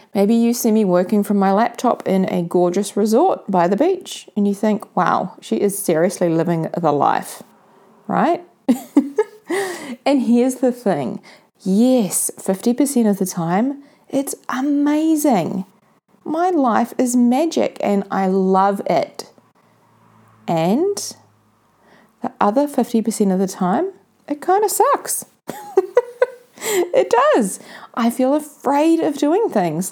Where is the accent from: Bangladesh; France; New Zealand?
New Zealand; Mount Maunganui, Bay of Plenty; Mount Maunganui, my hometown here in New Zealand.